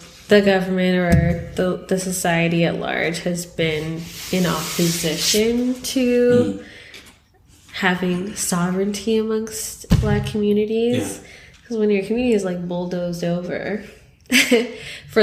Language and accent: English; Canada; we're Canadian